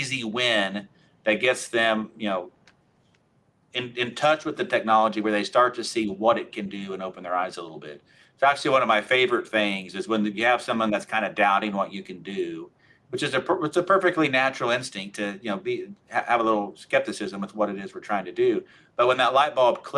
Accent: Oklahoma, United States; I'm from Oklahoma

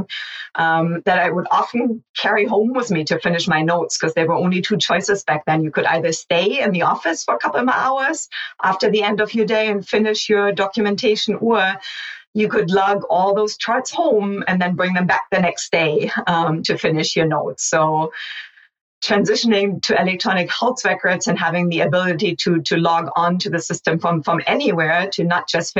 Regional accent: Hamburg, Germany; moved away as an adult; also born or lived in mountainous region of Germany; now in United States; I grew up in Germany through my early 20s, and then I emigrated to the United States after I finished medical school

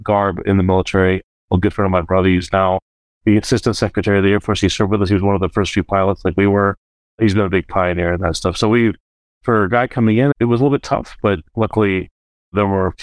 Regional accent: United States; we as an Indian American community

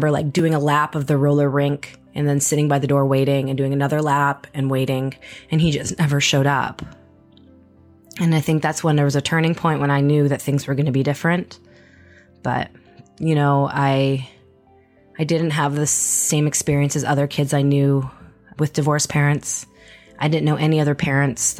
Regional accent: Winnipeg, Manitoba, Canada; moved away; also born or lived in Edmonton / Vancouver; I was born and raised in Winnipeg, Manitoba

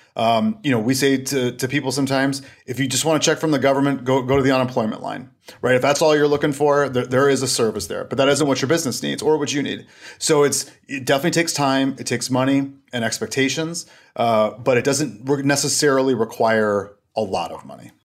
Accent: Stillwater, Minnesota, United States; also born or lived in Washington, D.C. area; I'm calling from Stillwater, Minnesota. And if you're familiar with the Twin Cities area, I'm about twenty-five miles east of there. Um, I'm closer to Wisconsin than I am Minnesota. And this is where we're from originally

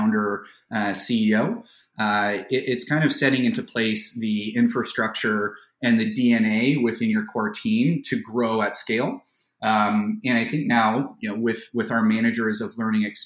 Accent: Toronto, Ontario, Canada; I was fortunate enough to be born and raised in the Greater Toronto area

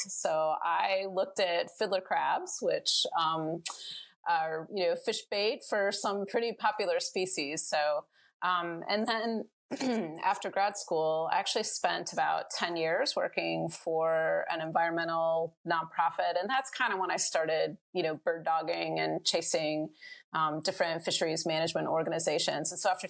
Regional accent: Michigan, United States; moved away as an adult; also born or lived in North Carolina; I grew up in Michigan, which has lots and lots of fisheries around

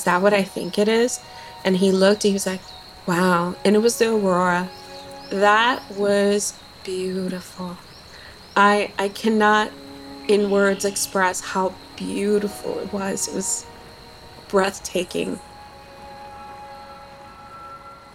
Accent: New York City, New York, United States; moved away as an adult; also born or lived in Fajardo, Puerto Rico / Florida; now in Alaska, United States; we migrated to New York City and started to live in the Bronx. Lived there

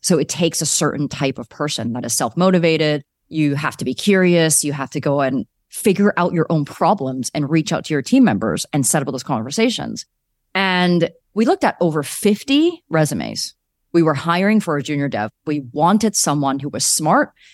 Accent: Calgary, Alberta, Canada; moved away as an adult; also born or lived in Vancouver; I grew up in Calgary

